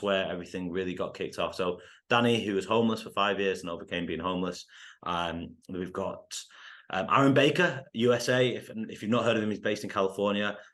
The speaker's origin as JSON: {"language": "English", "country": "United Kingdom", "also_born_or_lived": "United States", "moved": "as an adult", "said": "I'm half Indian, I'm half English, and no one really looks like me in the U K when they play soccer"}